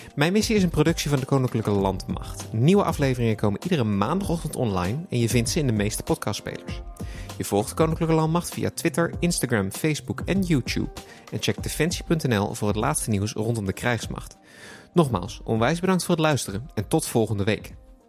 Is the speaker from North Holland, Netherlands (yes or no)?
no; The Hague, South Holland, Netherlands; ik kom zelf uit Den Haag